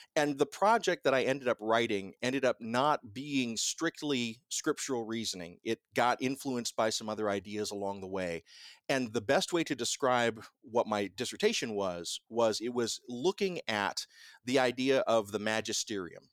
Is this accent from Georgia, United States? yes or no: yes; Columbus, Georgia, United States; also born or lived in Fort Ord, California; I was like two or three when my parents moved us to Columbus, Georgia